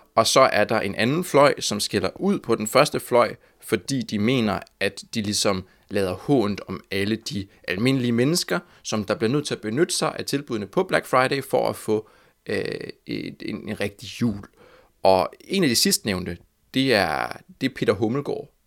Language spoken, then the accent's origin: Danish; Copenhagen, Capital Region of Denmark, Denmark; Jeg er fra Amager